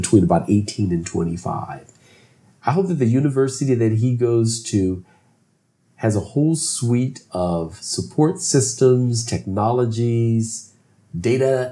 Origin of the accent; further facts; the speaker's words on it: Philadelphia, Pennsylvania, United States; also born or lived in southern United States; grew up north in the Northeast in Philadelphia.